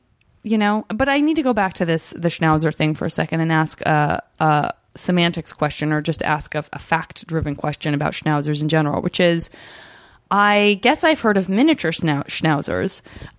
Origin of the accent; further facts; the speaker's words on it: Arizona, United States; I'm from Arizona